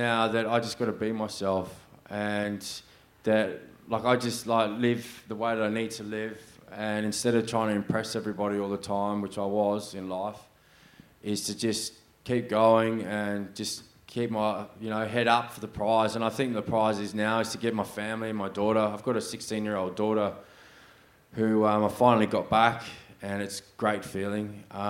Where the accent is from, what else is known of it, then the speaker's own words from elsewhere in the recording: Sydney, New South Wales, Australia; born there; now in Perth, Australia; I was born in 1982 in New South Wales, Sydney. I was a pastor's kid.